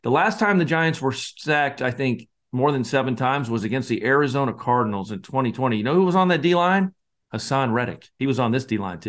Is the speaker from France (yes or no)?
no; Scotland, United Kingdom; moved away; I'm the Scotsman